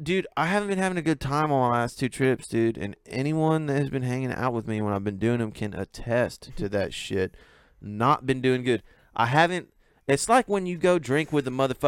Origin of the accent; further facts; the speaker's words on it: Colorado, United States; I'm from Colorado